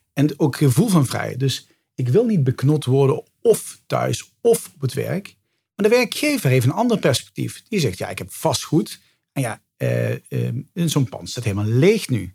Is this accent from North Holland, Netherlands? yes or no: no; Limburg, Netherlands; now in Amsterdam, Netherlands; van origine ben ik een Limburger die naar het westen verhuisd is